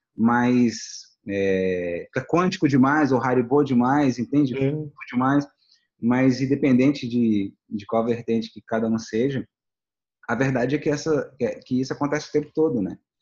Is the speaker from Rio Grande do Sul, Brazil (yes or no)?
no; Brasília, Federal District, Brazil; a gente é de Brasília.